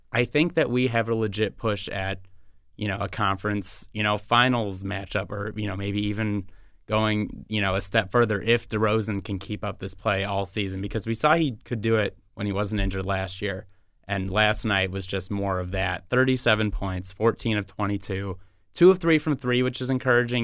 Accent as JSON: {"language": "English", "town": "Chicago", "region": "Illinois", "country": "United States", "said": "I'm from Chicago"}